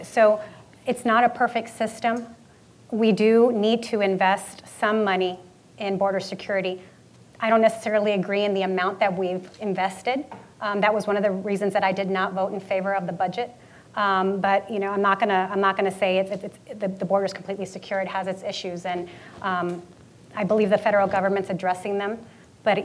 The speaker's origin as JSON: {"language": "English", "town": "El Paso", "region": "Texas", "country": "United States", "tie": "born or raised there", "said": "I was born and raised in El Paso, so literally I'm a border girl. My parents still reside there. Their house looks at that border fence. The Rio Grande is just feet away from our house."}